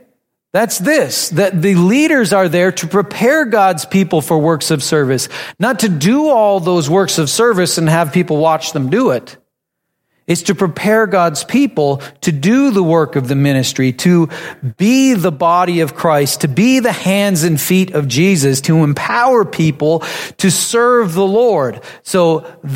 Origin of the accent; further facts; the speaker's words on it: North Dakota, United States; I grew up in North Dakota, farming families.